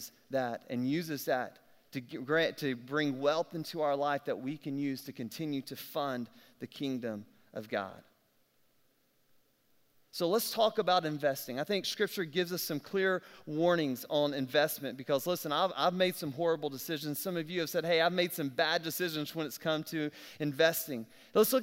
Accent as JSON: {"language": "English", "region": "South Alabama", "country": "United States", "tie": "born or raised there", "said": "I'm from South Alabama"}